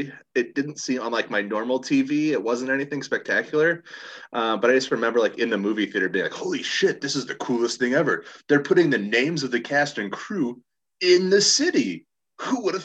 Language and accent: English; Chicago, Illinois, United States; my hometown